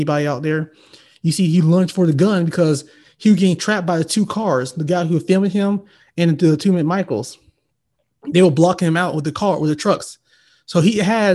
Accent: Valdosta, Georgia, United States; moved away; my hometown. You know this place, Valdosta, Georgia.

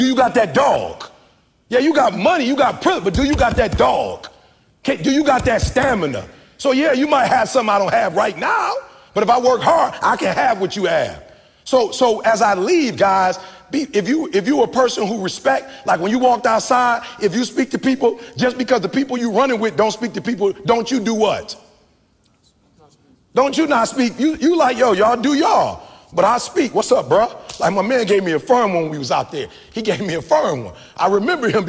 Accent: Detroit, Michigan, United States; I'm from the D. My people worked at Ford, GM, and Chrysler.

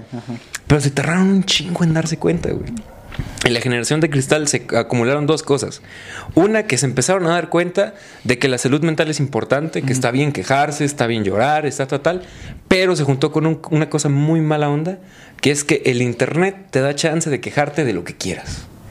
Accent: Mexico

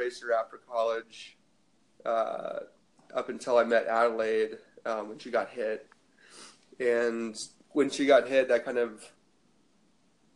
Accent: Oregon, United States; I grew up in Oregon

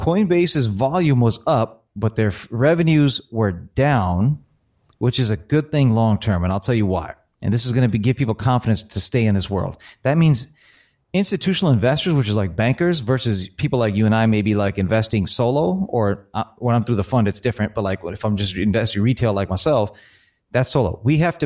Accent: Chicago, Illinois, United States; moved away as an adult; now in East Coast, United States; I'm originally from Chicago. I've been out here on the East Coast for 18 years, but I'm originally from Chicago.

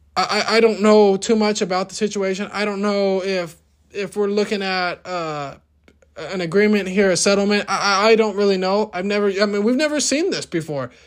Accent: United States; our rights as American citizens

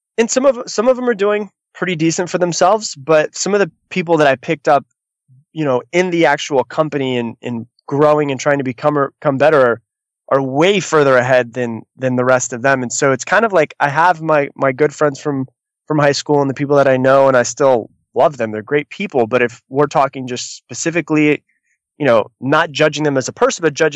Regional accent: Florida, United States; I'm from Florida.

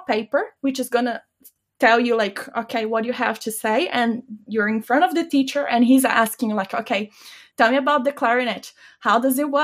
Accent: Bulgaria; first language Bulgarian; English is a second language; moved away as an adult; also born or lived in United States; I cannot really use my Bulgarian

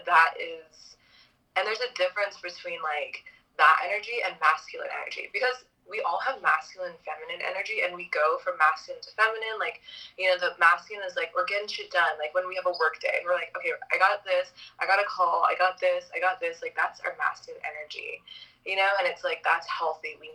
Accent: Hawaii, United States; moved away; also born or lived in Los Angeles; I grew up in Hawaii

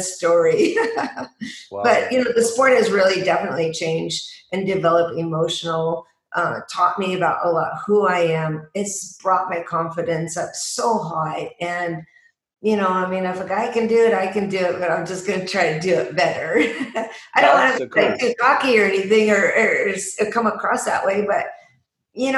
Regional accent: Seattle, Tacoma, Washington, United States; moved away; I was born and raised in Seattle, Tacoma, Washington

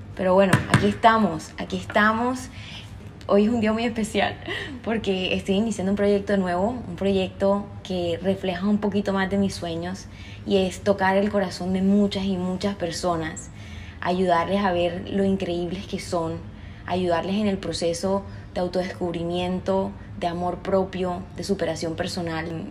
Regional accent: Cartagena, Bolívar, Colombia; accent: costeño; soy cartagenera de Colombia, así que soy costeña. Si se me sale algún golpeadito ahí en el acento ya saben por qué

